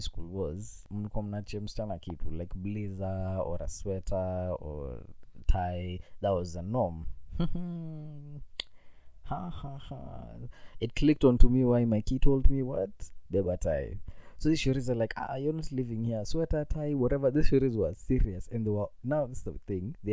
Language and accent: English; Nairobi, Kenya; I was a guy from Nairobi. My English was on point.